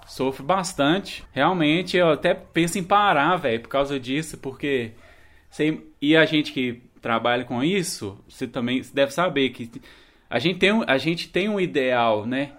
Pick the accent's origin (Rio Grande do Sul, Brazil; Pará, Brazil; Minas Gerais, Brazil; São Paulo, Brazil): Minas Gerais, Brazil; É a minha cidade onde eu nasci, onde minha família mora